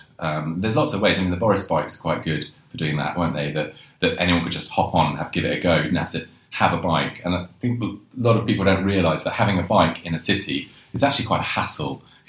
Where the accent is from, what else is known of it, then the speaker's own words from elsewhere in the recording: London, United Kingdom; when I sort of started cycling all around London, because I grew up in London.